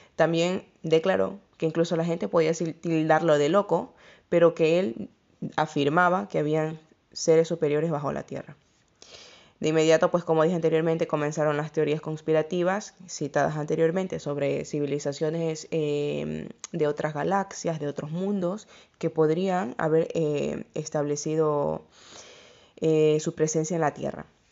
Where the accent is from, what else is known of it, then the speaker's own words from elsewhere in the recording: Ecuador; el país de donde yo soy, de Ecuador